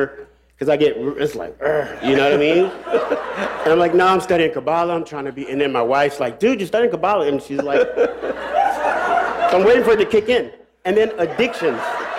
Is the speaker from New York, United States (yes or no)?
no; Silver Spring, Maryland, United States; I'm from Maryland. Silver Spring, Maryland.